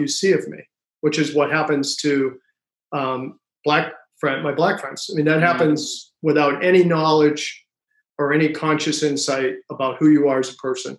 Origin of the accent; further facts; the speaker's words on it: Worcester, Massachusetts, United States; I grew up in Worcester, Massachusetts